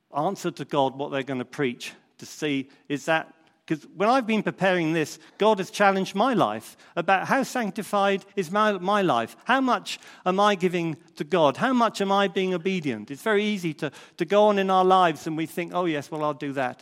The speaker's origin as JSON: {"language": "English", "town": "Crondall", "region": "South East England", "country": "United Kingdom", "tie": "born or raised there", "said": "when I was a young lad growing up in Crondall"}